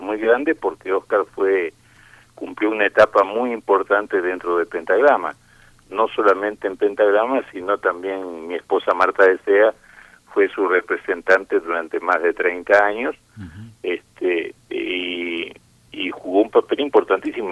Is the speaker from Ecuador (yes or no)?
no; Argentina; also born or lived in Spain; now in Mexico; yo nací en España, pero me crié en Argentina